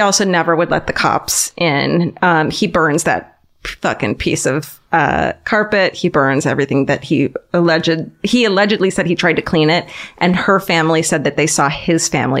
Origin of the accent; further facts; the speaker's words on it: Orange County, California, United States; I'm from Orange County, which is suburbia